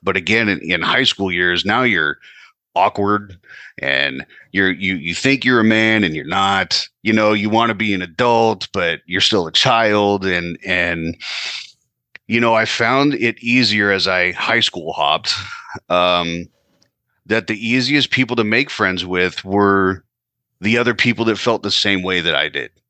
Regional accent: California, United States; moved away as an adult; now in New Jersey, United States; Currently, I am in New Jersey, uh, but I was born and raised out in California.

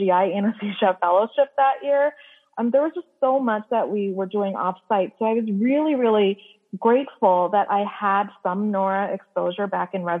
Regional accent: Canada; moved away as an adult; now in United States; I'm actually Canadian. And when I came to the U.S. for residency

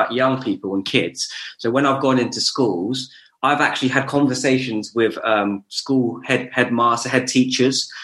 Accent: Luton, East of England, United Kingdom; also born or lived in Bedford; being born and bred in Luton

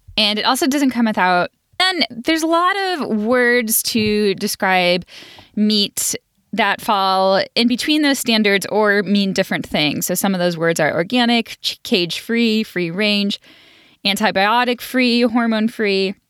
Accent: Buffalo, New York, United States; I grew up in Buffalo, New York

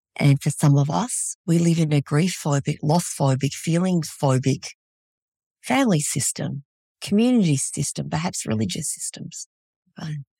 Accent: Australia; moved away as an adult; also born or lived in Vietnam; now in Fairbanks, United States; I was born in Vietnam, raised in Australia, and these days I live in Fairbanks, Alaska

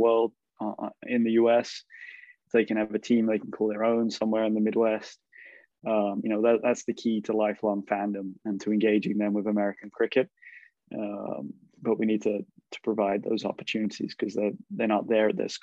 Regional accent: England, United Kingdom; now in United States; I'm an immigrant from England, grew up watching, loving cricket.

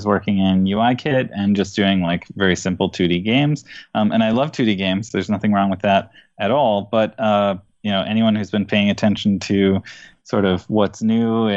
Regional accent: Minneapolis, Minnesota, United States; I hail from Minneapolis, Minnesota

